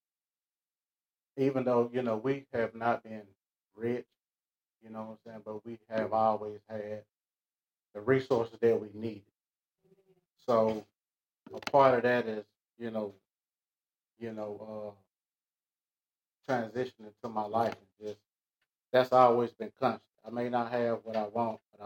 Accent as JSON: {"language": "English", "town": "Atlanta", "region": "Georgia", "country": "United States", "tie": "born or raised there", "said": "I was born and raised in Atlanta"}